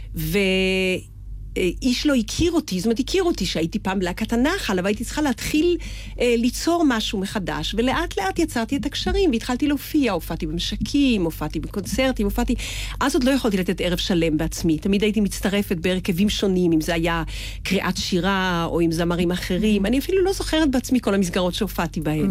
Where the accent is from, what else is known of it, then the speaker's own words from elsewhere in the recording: Israel; אני ישראלית